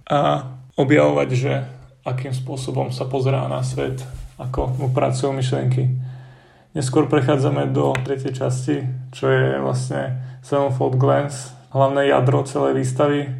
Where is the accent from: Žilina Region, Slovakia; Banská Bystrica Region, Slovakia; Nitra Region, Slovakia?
Banská Bystrica Region, Slovakia; Dobroč; Pochádzam vlastne z Dobroči, čo je taká malá dedinka medzi Lúčencom a Detvou, obklopená takými horami a všetkými sladkými vecami.